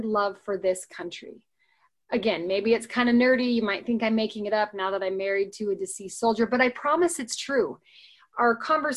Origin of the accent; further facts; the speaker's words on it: United States; also born or lived in Ogden, Utah; they could recognize I was an American